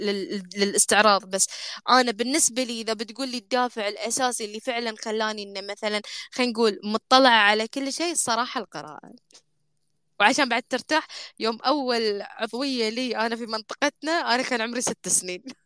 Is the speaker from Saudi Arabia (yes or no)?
no; Bahrain; احنا عندنا في البحرين